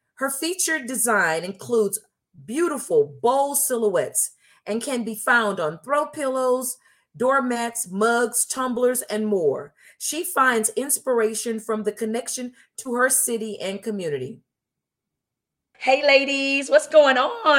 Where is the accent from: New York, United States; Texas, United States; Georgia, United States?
Texas, United States; Houston; we're natives of Houston